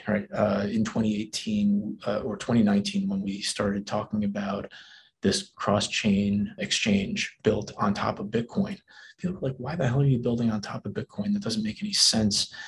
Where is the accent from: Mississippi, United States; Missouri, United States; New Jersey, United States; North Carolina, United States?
New Jersey, United States; moved away; I'm from New Jersey